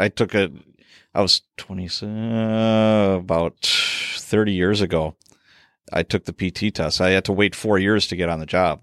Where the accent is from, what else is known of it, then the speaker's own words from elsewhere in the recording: Chicago, Illinois, United States; I grew up in Chicago, so I, you know, I had firsthand, you know, witnessing of all kinds of policy stuff going on. And we were, we moved to a suburb